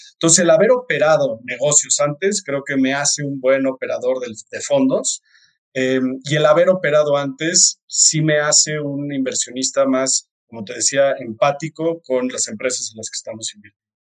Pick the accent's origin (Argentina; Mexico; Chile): Mexico; soy de México